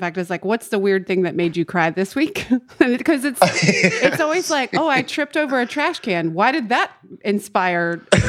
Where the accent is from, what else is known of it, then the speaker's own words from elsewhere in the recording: Greensboro / High Point, North Carolina, United States; the show is set in a kind of fictionalized version of my hometown